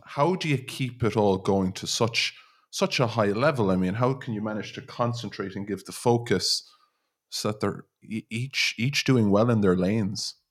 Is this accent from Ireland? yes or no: yes; Ireland; us as Irish people